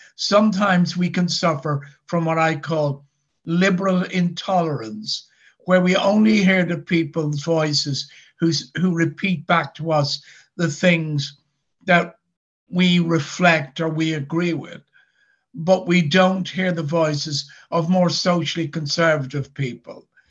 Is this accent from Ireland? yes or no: yes; Dublin, Leinster, Ireland; now in Northern Ireland, United Kingdom; I actually don't come from Northern Ireland. I come from Dublin in the Republic of Ireland